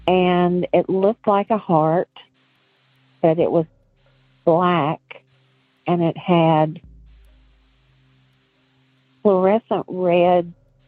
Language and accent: English; Virginia, United States; now in North Carolina, United States; I live in North Carolina, but I grew up in Virginia.